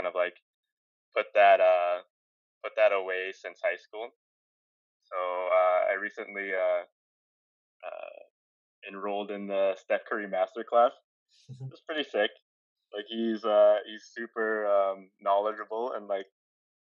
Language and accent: English; Calgary, Alberta, Canada; moved away; I'm originally from Calgary, Alberta, and back there, I studied graphic design